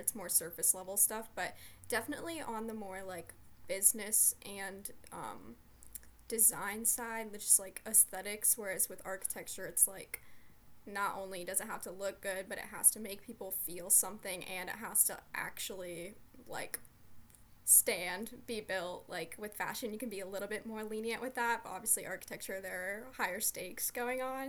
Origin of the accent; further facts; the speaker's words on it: Columbus, Ohio, United States; I'm from Columbus, Ohio